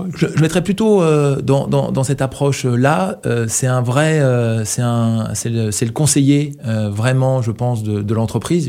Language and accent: French; Brittany, France; quand on est breton